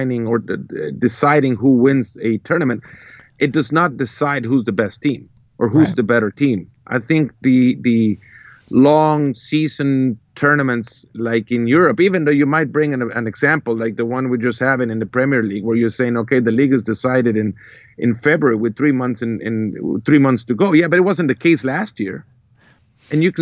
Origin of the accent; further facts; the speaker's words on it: El Salvador; I come from El Salvador